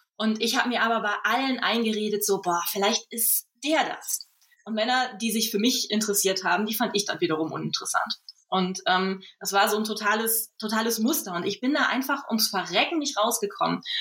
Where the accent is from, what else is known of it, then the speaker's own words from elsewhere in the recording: Germany; moved away as an adult; also born or lived in Düsseldorf; zum Studium nach Düsseldorf gegangen, was gar nicht so weit weg ist von meinem Heimatdorf